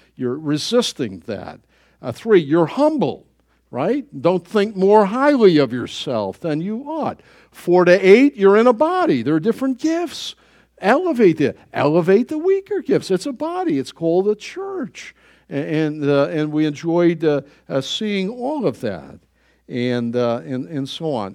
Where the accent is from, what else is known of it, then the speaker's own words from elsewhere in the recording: United States; I was born in the United States